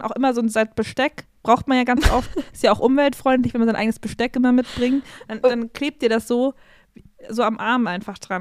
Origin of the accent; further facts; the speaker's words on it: Regensburg, Bavaria, Germany; ich bin ja born and raised in Regensburg